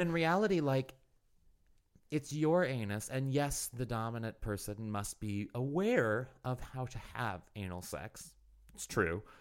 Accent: Missouri, United States; moved away; I'm from Missouri originally

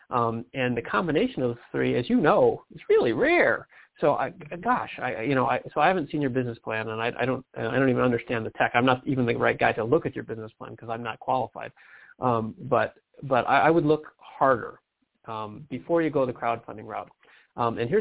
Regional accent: Detroit, Michigan, United States; I'm from Detroit.

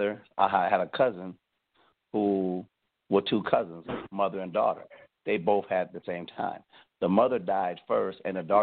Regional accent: Cleveland, Ohio, United States; moved away; also born or lived in the South (US); Well, first of all, I'm from Cleveland. I'm not from the South.

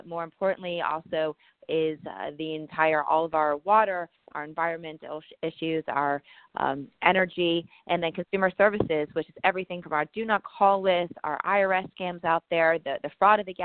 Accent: Miami, Florida, United States; also born or lived in Gainesville, Florida / Tallahassee, Florida; I was born and raised in Miami.

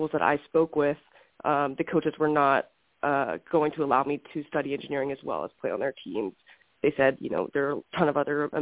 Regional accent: Houston, Texas, United States; moved away as an adult; now in Scottsdale, United States; I grew up in Houston, Texas, pretty much in the heart of the city

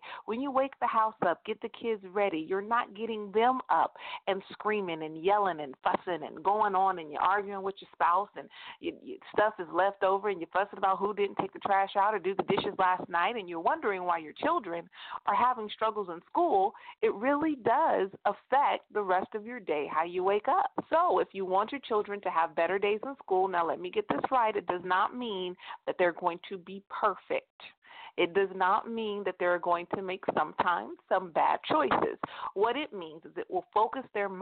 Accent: United States; I am an American

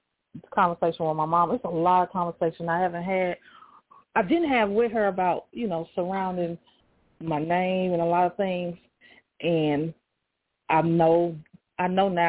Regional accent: Detroit, Michigan, United States; now in Alabama, United States; I wasn't raised in Montgomery with him, but I was raised in Detroit

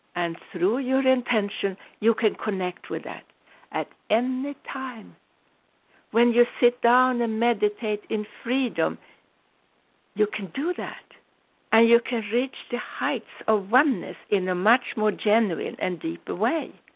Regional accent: United States; I'm American, I'm a very proud American citizen

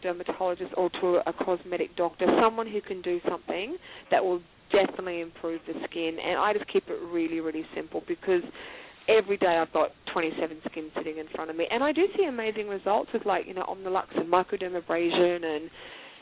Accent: Australia; being Australian

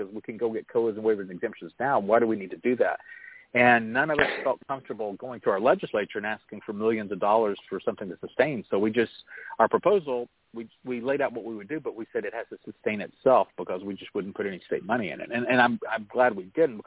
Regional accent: Oklahoma, United States; growing up in Oklahoma, both sides of my family go back multiple generations

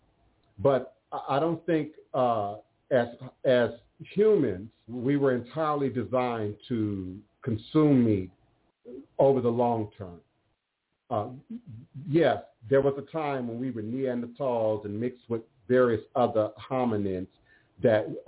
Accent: Maryland, United States; growing up in Maryland

